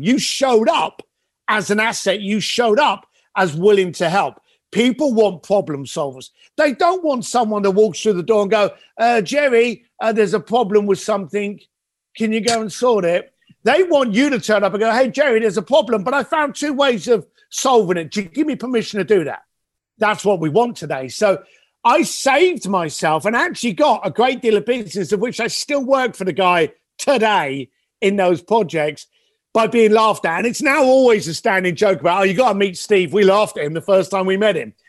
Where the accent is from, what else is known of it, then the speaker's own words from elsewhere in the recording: London, United Kingdom; I am a kid from London that you know left school at the age of fifteen, became a bricklayer because that's what my dad was